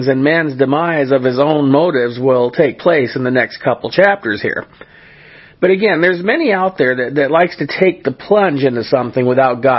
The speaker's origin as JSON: {"language": "English", "region": "California", "country": "United States", "tie": "born or raised there", "said": "the church that I grew up in California"}